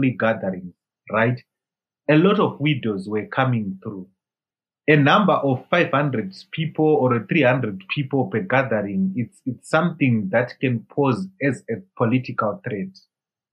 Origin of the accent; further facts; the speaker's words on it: Zimbabwe; I left Zimbabwe to India